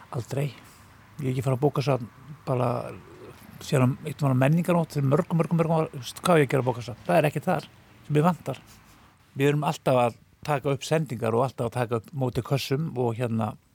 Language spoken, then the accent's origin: Icelandic; Villingaholtshreppur, Flói, east of Selfoss, Southern Region, Iceland; moved away; Ég er úr Flóanum, ég er úr hérna Villingahóldsreppi sem er fyrir austan Selfos